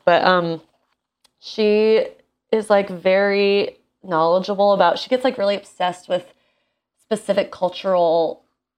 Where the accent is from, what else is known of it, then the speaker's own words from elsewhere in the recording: United States; my identity as an American.